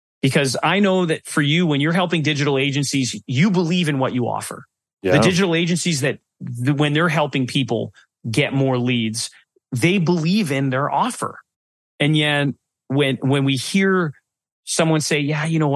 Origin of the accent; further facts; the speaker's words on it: Canada; Being a Canadian